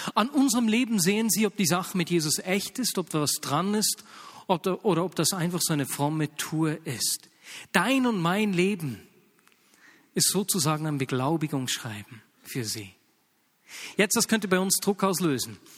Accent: Bern, Switzerland; accent: Bernese German; bei uns in Berndeutsch

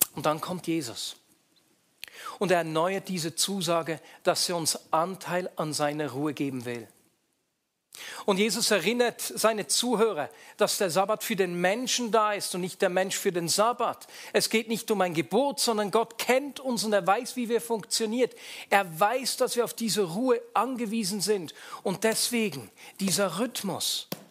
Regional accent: Switzerland; bei uns in der Schweiz, wo es am Sonntag noch den Sonntagsbraten gab, weil wir nur am Sonntag Fleisch gegessen haben

